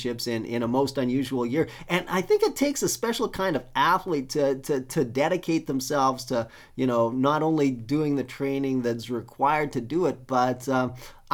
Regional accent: Wadena, Saskatchewan, Canada; now in Lower Mainland, Canada; my hometown of Wadena, Saskatchewan

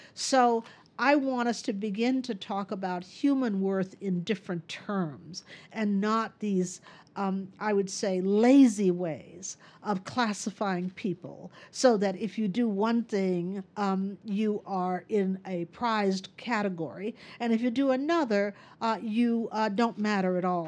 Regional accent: Texas, United States; moved away; I, uh, moved back to my home state of Texas

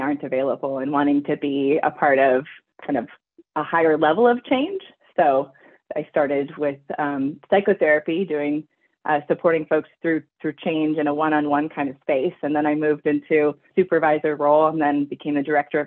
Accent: Vancouver Island, British Columbia, Canada; I grew up on Vancouver Island in British Columbia, Canada

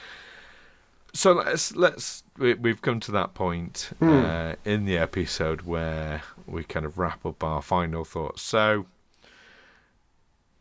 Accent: Doncaster, Yorkshire and the Humber, United Kingdom; Doncaster. my hometown.

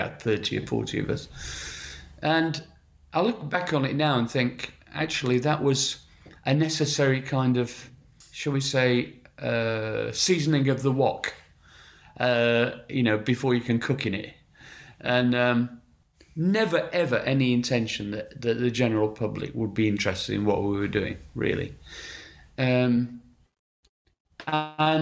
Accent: Sheffield, Yorkshire and the Humber, United Kingdom; moved away as an adult; I'm from Sheffield and grew up in Sheffield till I was 21 years old.

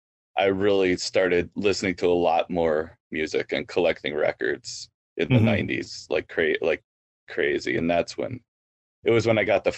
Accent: Waukesha, Wisconsin, United States; Waukesha, Wisconsin.

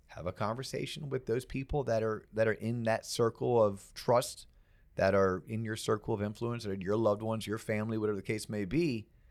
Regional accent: Florida, United States; I'm from Florida

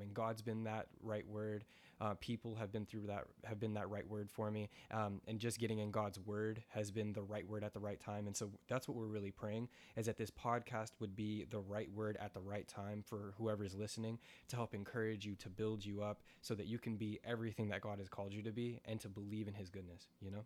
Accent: United States; also born or lived in New York; I grew up on that farm

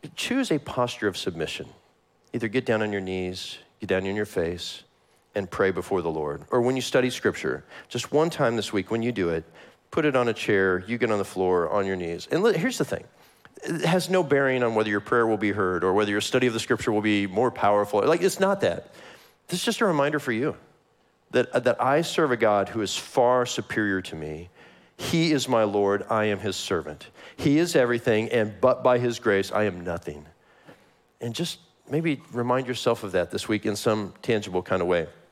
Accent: Kansas City, United States; I am from Kansas City.

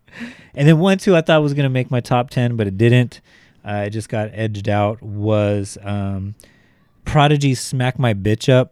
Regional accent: Bakersfield, California, United States; I was from Bakersfield. Like, these guys went to the same schools that I went to.

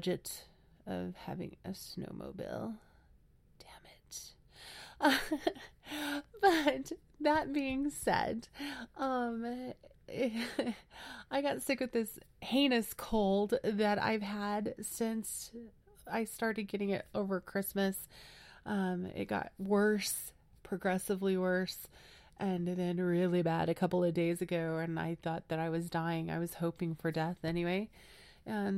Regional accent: Las Vegas, Nevada, United States; moved away as an adult; now in New Mexico, United States; I grew up in Las Vegas, Nevada

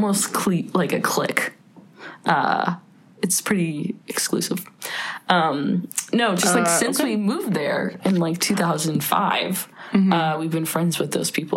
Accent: Canada; I'm Canadian

